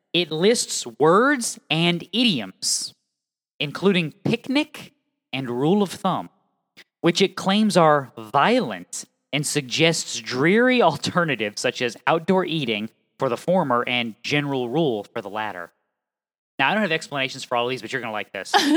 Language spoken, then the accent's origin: English; Connecticut, United States; I'm from Connecticut